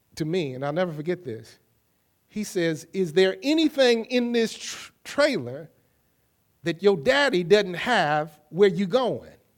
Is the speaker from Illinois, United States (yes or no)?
yes; Kankakee, Illinois, United States; also born or lived in Champaign, Illinois; I was traveling from Champaign, Illinois to Kankakee, Illinois, and I had packed up all that I owned in a little U-Haul trailer behind this little car that my father had bought me